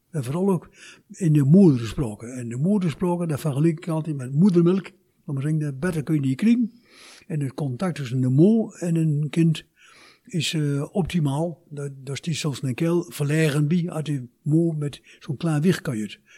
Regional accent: Turkey; ik kom uit Turkije. Ik kan vlot en vloeiend Turks, vlot en vloeiend Nederlands en ook vlot en vloeiend plat.

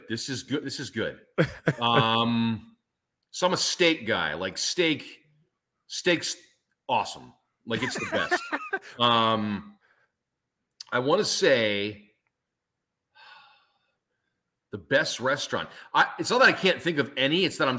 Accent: Pennsylvania, United States; moved away; There's a restaurant called the Log Cabin up where I grew up in Pennsylvania.

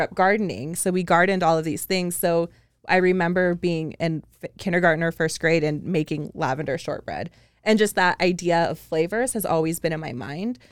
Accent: just outside of Seattle, Washington, United States; moved away as an adult; also born or lived in Big Island, Hawaii; I grew up just outside of Seattle

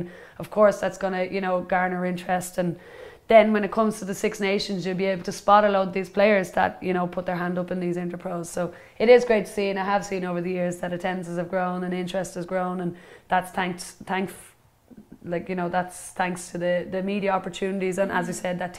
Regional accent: Dublin, Leinster, Ireland; I was born in Dublin

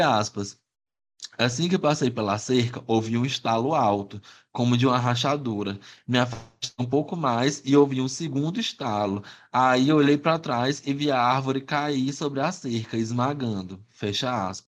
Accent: Teresina, Piauí, Brazil; also born or lived in Esperantina, Piauí; eu sou nasci em Esperantina, aqui no interior do Piauí. Eu vim morar aqui em Teresina, bebezinho, nove meses de idade.

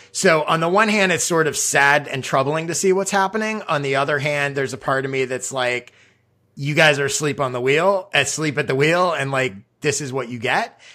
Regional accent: Chicago, Illinois, United States; I grew up in Chicago

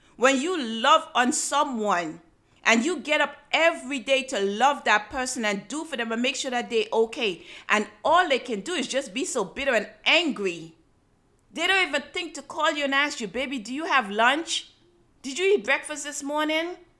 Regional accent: Antigua & Barbuda; When I was growing up in Antigua

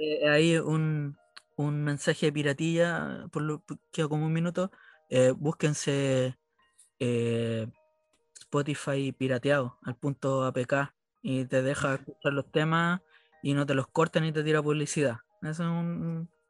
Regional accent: Chile; cuando chico no creía que en Chile no había nada

